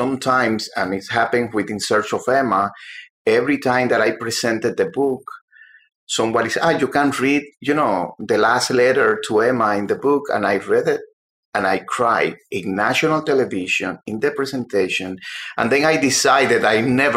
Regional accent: Cuba; moved away as an adult; also born or lived in Havana, Cuba; now in United States; I was working at the Herald when I came from Cuba in 1991

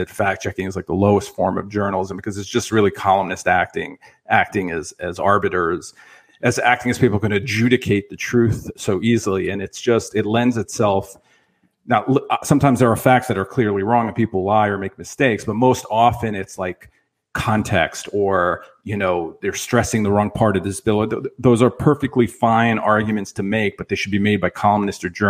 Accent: New York City, New York, United States; I was born in. I think it was Rego Park.

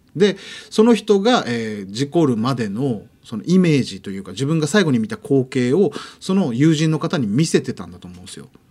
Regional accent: Okinawa, Japan; 僕沖縄出身なんで

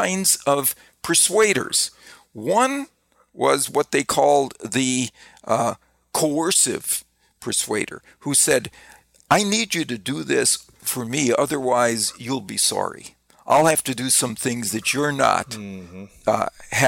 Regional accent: Wisconsin, United States; I grew up in Wisconsin

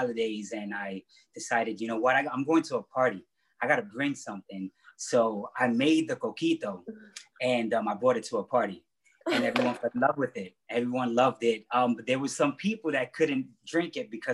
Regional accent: New York City, New York, United States; also born or lived in Ponce, Puerto Rico; I was born in Ponce, Puerto Rico, and raised in Bushwick, Brooklyn.

